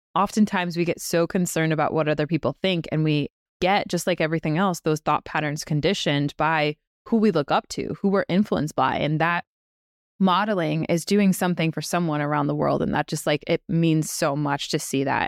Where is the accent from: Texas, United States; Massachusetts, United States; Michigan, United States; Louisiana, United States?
Massachusetts, United States; Western; we grew up in Western Mass